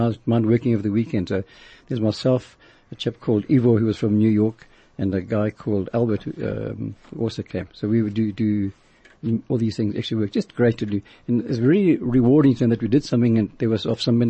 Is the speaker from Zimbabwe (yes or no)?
yes; Zimbabwe; moved away; from Rhodesia